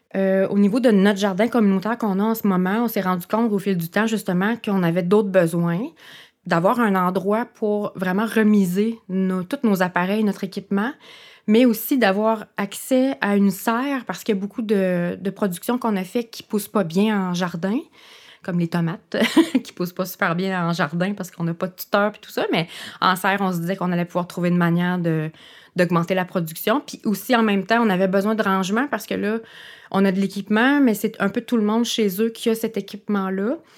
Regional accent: Cap-Seize, Quebec, Canada; moved away; je suis originaire du village de Cap 16

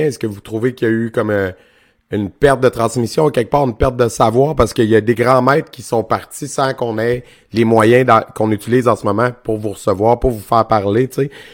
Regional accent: Quebec, Canada; je viens de région aussi, je viens du centre du Québec

